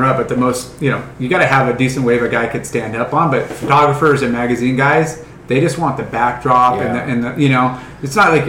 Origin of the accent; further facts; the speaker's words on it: Southern California, United States; we grew up in Southern California.